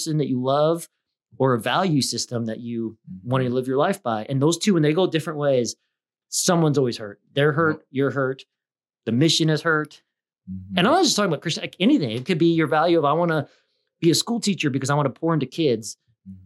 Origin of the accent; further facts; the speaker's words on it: Midwest, United States; I'm from the Midwest.